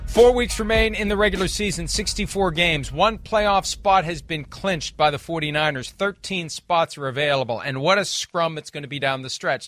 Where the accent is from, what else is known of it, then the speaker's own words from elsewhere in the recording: West Virginia, United States; moved away; in the neighborhood where the Italians were living in my hometown, and there are a lot of Italians in West Virginia